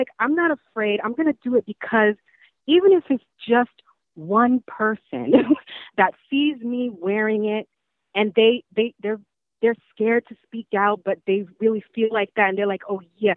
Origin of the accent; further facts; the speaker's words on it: New York, United States; I'm born and raised in New York